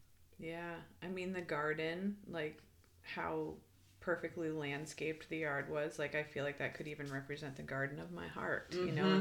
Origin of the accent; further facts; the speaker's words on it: Midwest, United States; You know, like even the grass, like I grew up in the Midwest, like the lush grass